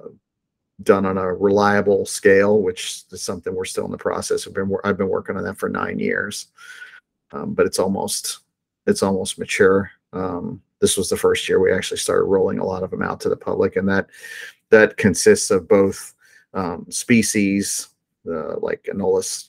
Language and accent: English; Miami, Florida, United States; a little kid growing up in Miami